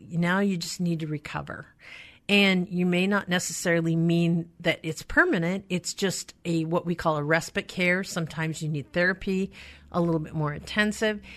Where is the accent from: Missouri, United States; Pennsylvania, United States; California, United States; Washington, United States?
Washington, United States; Skagit County; I grew up in Skagit County